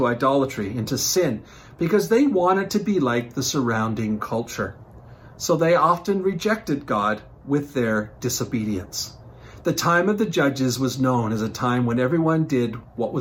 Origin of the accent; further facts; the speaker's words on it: Newfoundland and Labrador, Canada; growing up in Newfoundland